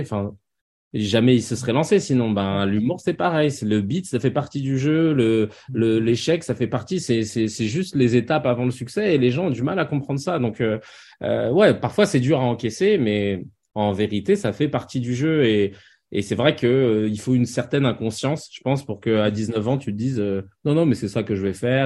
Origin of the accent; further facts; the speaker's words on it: Paris, Île-de-France, France; j'ai grandi à Paris